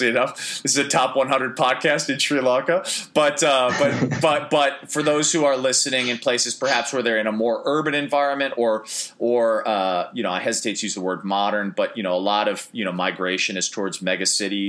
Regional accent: Chicago, Illinois, United States; moved away as an adult; also born or lived in Maine; growing up in Chicago, where the winters could be particularly brutal and dark

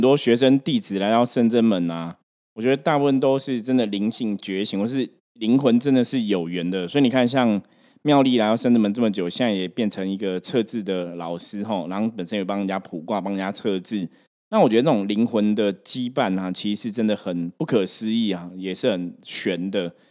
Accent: Taipei, Taiwan; 本身我是台北人嘛

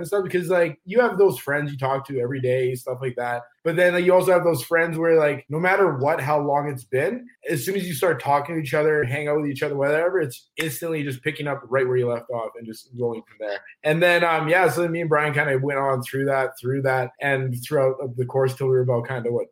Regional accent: Calgary, Alberta, Canada; I grew up in Calgary. I was born here, went to school here, raised here

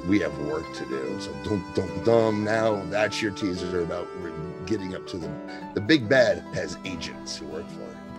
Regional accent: Kentucky, United States; moved away; I'm from Kentucky originally and have relatives

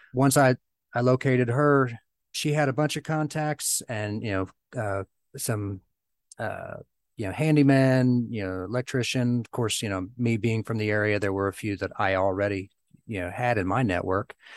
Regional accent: Southern Ohio, United States; my hometown. It's a, you know, a small area of Southern Ohio

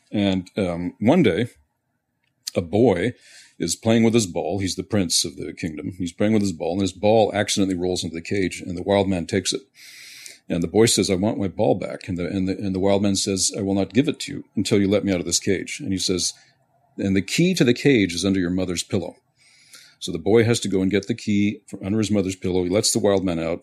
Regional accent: Montreal, Quebec, Canada; moved away; also born or lived in west coast of North America; I was born and raised in Montreal

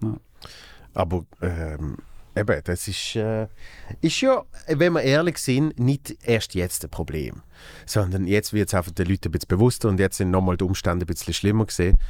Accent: Basel, Basel-Stadt, Switzerland; als Basler

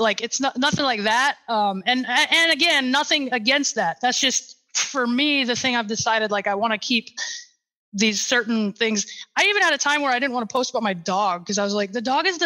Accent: Sioux Falls, South Dakota, United States; Sioux Falls, my hometown

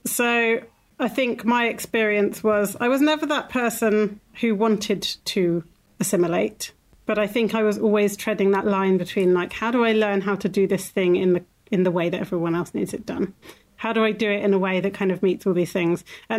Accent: Ireland; born there; So I was born in Ireland, in a hospital, but very much in that lifestyle.

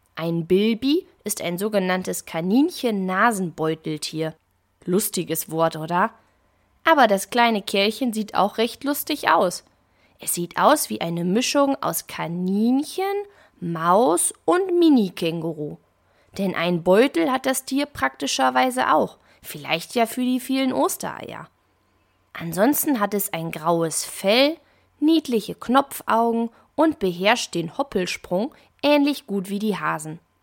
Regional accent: Germany; Bei uns in Deutschland

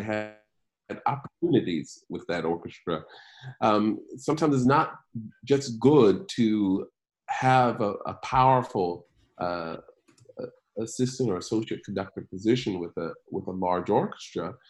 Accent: Macon, Georgia, United States; growing up in Macon, Georgia

